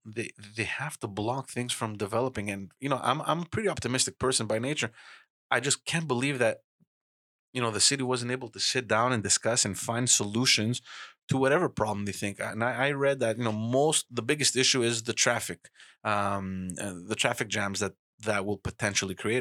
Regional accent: Montreal, Quebec, Canada; I grew up in Park X

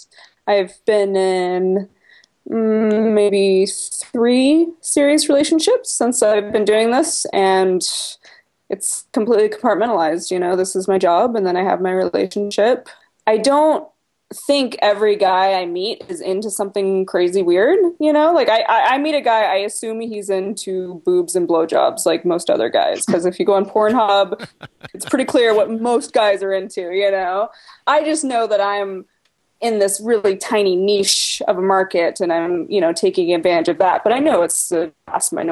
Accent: Portland, Oregon, United States; I'm from Portland, Oregon. It's very liberal here

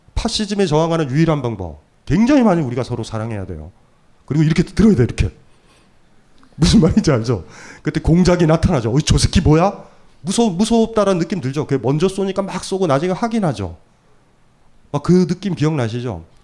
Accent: Hamyang, South Gyeongsang, South Korea; moved away; 아주 어렸을 때 제가 경남 함양에 살았을 때

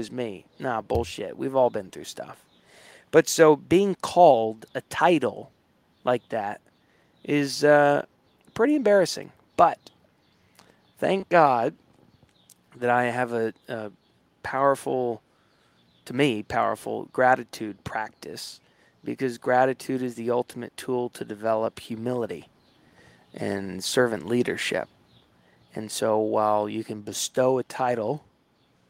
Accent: Hilton Head Island, South Carolina, United States; now in New York City, United States; I grew up in Hilton Head Island, South Carolina.

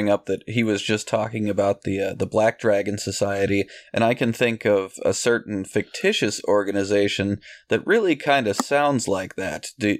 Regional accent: California, United States; We're all from California here

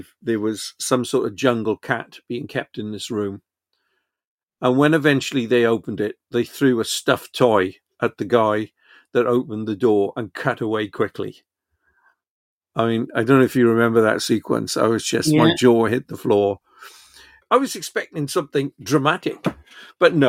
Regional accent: Wales, United Kingdom; I grew up in Wales.

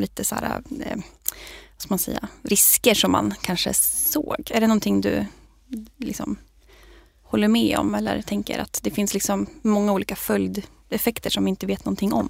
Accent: Sweden; som svensk

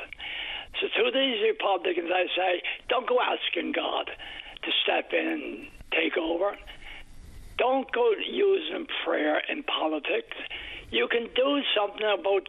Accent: Canada; I'm a Canadian

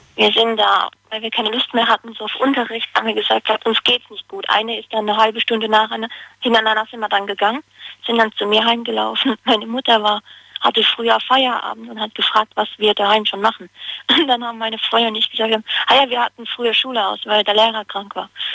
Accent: Hagenbach, Rhineland-Palatinate, Germany; Aus Hagenbach. Das liegt in Karlsruhe, in der Nähe.

